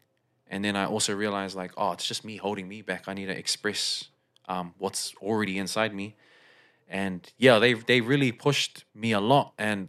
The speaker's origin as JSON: {"language": "English", "town": "South Auckland", "region": "Auckland", "country": "New Zealand", "tie": "born or raised there", "also_born_or_lived": "Fiji", "said": "So I wasn't born in South Auckland, but I basically was moved from Fiji to South Auckland."}